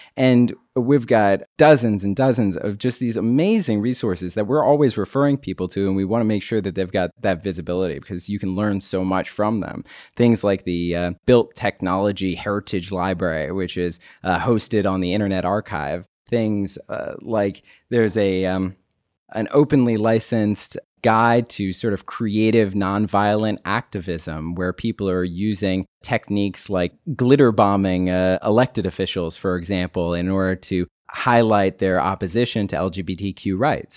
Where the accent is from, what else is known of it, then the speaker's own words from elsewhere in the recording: Maryland, United States; also born or lived in Pittsburgh; I grew up here in Maryland, moved away to Pittsburgh, and then came back